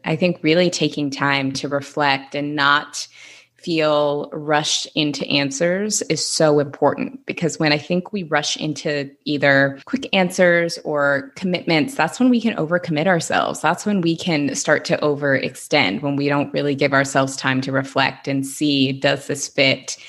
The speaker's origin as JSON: {"language": "English", "town": "Seattle", "region": "Washington", "country": "United States", "moved": "yes", "lives_now": "Los Angeles, United States", "said": "I'm from Seattle"}